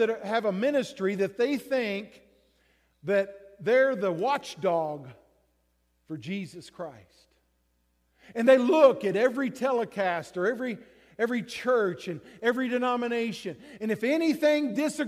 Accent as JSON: {"language": "English", "region": "Texas", "country": "United States", "tie": "born or raised there", "moved": "yes", "said": "I grew up in Texas"}